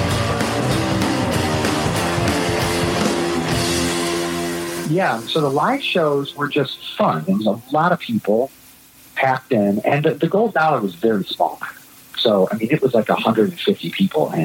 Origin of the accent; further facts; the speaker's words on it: Michigan, United States; we're from Michigan